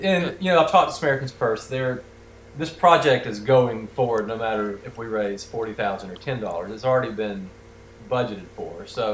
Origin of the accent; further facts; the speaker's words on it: Texas, United States; I'm from Texas. It's a state.